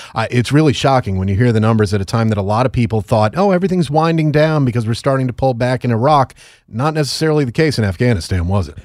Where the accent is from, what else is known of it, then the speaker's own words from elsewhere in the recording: Connecticut, United States; my home state of Connecticut